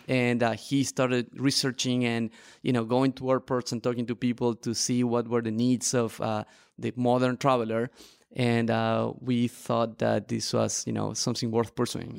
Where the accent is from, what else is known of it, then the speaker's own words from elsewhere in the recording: Argentina; moved away as an adult; also born or lived in Barcelona; I am a traveler and an entrepreneur, originally from Argentina